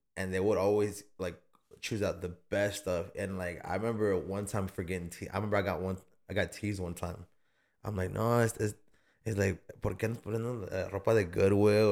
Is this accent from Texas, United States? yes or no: yes; Austin, Texas, United States; I was born in St. John's. I was born in the North Side